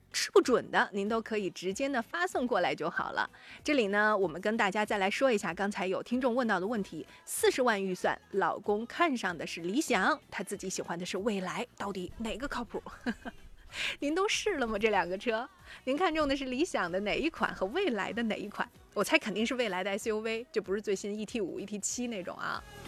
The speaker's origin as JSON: {"language": "Chinese", "country": "China", "said": "我们中国人"}